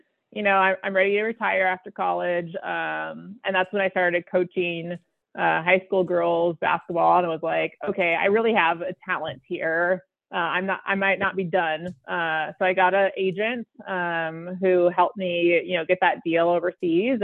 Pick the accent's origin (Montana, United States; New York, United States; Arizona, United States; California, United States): Arizona, United States; I was born and raised in Arizona.